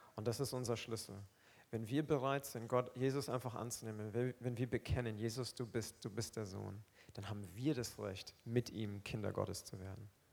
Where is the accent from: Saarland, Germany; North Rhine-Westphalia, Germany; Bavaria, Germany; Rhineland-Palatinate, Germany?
Bavaria, Germany; Roth-Aurach; also born or lived in Aufseßplatz, Nuremberg; now in Nuremberg, Germany; Ich komme aus Rotaurach. Ja? Das ist nicht mal Rot. Ich komme aus Rotaurach. Das ist so ein kleines Dörfchen neben Rot